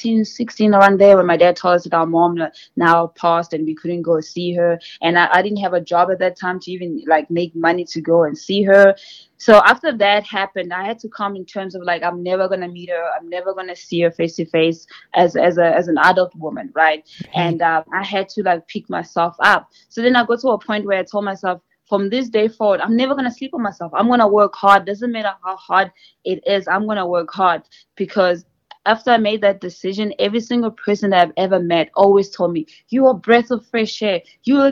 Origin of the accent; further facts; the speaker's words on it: South Africa; moved away as an adult; also born or lived in Mozambique; now in United States; I'm from Mozambique originally, and I was born in South Africa because my parents came to South Africa